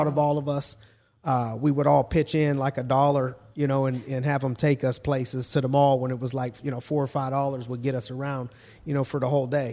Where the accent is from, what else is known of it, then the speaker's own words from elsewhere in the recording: town near Warren, Ohio, United States; my hometown area